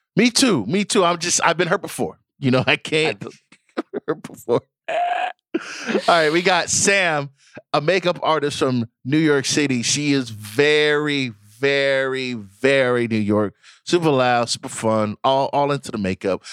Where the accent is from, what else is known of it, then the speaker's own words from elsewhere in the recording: Nigeria; I'm Nigerian